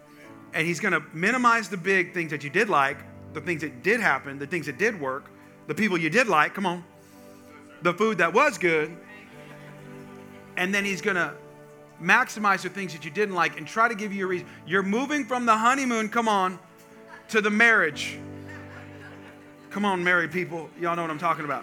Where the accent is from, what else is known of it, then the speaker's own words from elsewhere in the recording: California, United States; I grew up in California, and I grew up part of my life on a farm